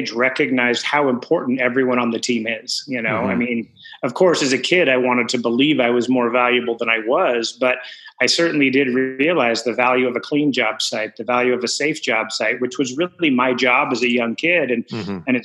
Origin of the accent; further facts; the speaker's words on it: Portland, Oregon, United States; also born or lived in North Carolina; I grew up in Oregon. I've lived here my whole life, with the exception of when I was in the Army